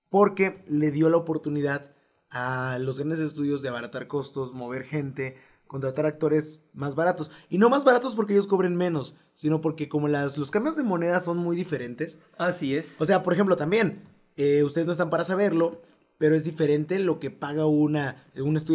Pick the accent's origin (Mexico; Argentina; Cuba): Mexico; accent: Mexican